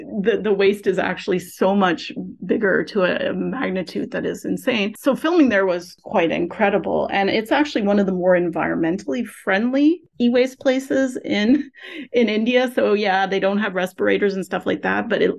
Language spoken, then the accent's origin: English; Canada; I'm a Canadian